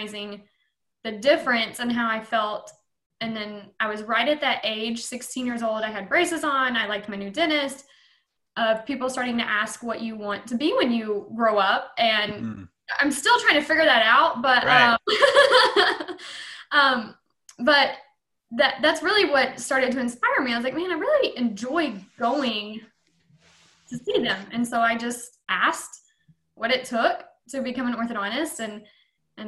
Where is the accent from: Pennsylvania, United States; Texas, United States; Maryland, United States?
Texas, United States; Bells; also born or lived in Florida / Oklahoma; I'm in a practice in my hometown